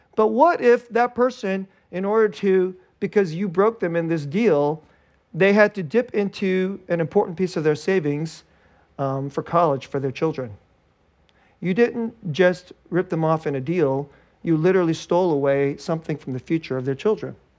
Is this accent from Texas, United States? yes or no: no; Bay Area, California, United States; I grew up here in the Bay Area